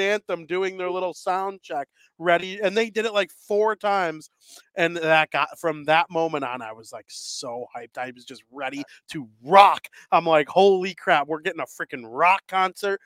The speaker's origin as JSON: {"language": "English", "region": "Illinois", "country": "United States", "said": "I'm from Illinois."}